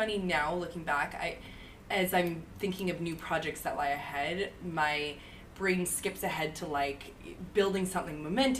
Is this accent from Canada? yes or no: yes; Canada; now in New York, United States; I'm from Canada, but I've been